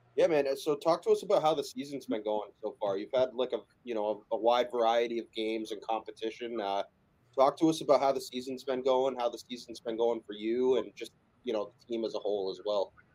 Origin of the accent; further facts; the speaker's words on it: Massachusetts, United States; I'm from Massachusetts